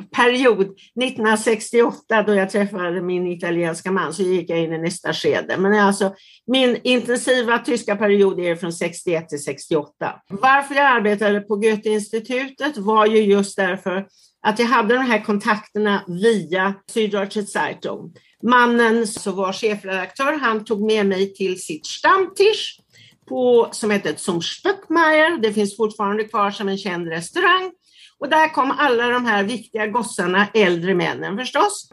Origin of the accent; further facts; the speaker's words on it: Sweden; accent: Swedish; first language Swedish; moved away as an adult; also born or lived in Italy / Sydney, Australia; fortfarande min engelska är sådär så att liksom det skriker ut att jag har en svensk accent